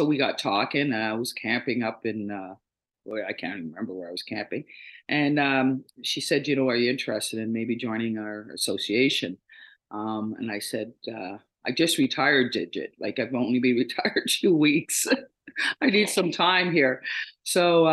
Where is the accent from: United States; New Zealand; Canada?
Canada; Toronto, Ontario; I'm a true Torontonian. I was born and raised in Toronto.